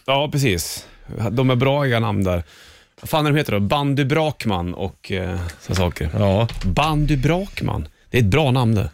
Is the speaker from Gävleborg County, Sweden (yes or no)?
yes; Hälsingland, Gävleborg County, Sweden; jag är från Hel- Hälsingland